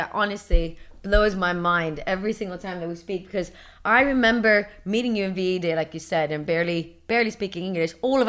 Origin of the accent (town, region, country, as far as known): East Coast, United States; accent: Latina East Coast; moved away